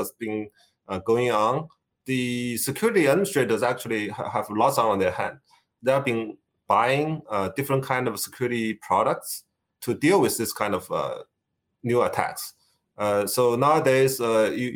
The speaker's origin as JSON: {"language": "English", "country": "China", "moved": "as an adult", "said": "Originally, I come from China. So I come here for grad study about 30 years ago."}